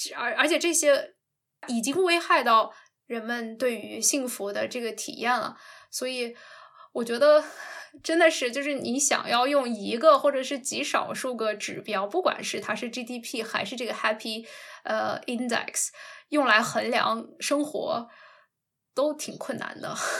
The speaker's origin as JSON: {"language": "Chinese", "country": "China", "said": "我们中国人"}